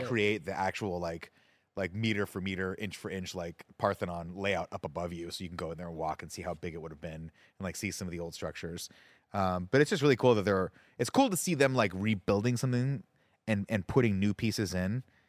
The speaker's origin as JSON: {"language": "English", "town": "Riverside", "region": "California", "country": "United States", "tie": "born or raised there", "said": "when I grew up in Riverside, we used to go to the Canyon Crest Center"}